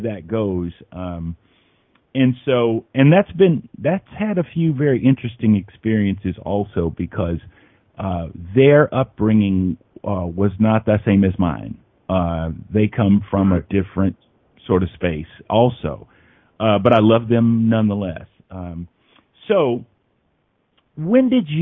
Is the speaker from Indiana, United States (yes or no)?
yes; Indianapolis, Indiana, United States; I'm from Indianapolis